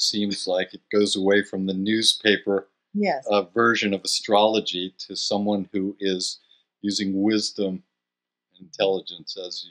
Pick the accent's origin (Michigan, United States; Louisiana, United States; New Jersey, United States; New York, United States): New York, United States; For my entire life, my mother told me that I was born at 8 o'clock in the evening in New York, and I knew I was born in New York.